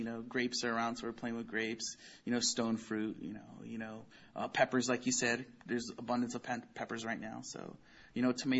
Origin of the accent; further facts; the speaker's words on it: Oxnard, California, United States; I'm from Oxnard, born and raised in Oxnard, third generation, actually.